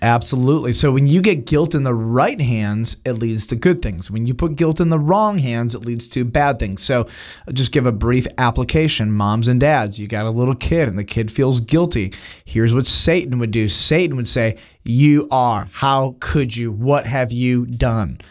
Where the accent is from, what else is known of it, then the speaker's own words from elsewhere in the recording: United States; as an American